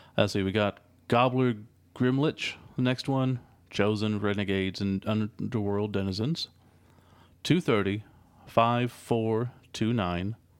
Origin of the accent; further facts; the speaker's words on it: United States; we're American.